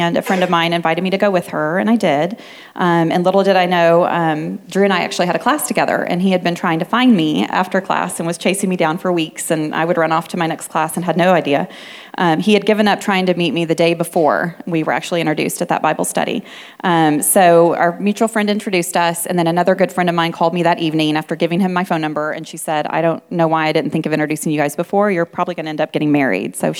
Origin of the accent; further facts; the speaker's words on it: West Texas, United States; I was raised in a small West Texas town